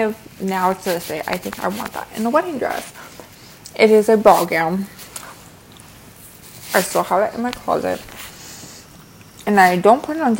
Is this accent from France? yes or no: no; Midwest, United States; I'm also from the Midwest